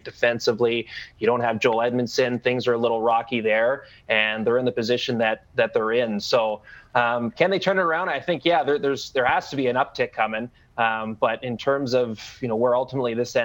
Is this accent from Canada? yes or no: yes; Vancouver Island, British Columbia, Canada; I grew up on Vancouver Island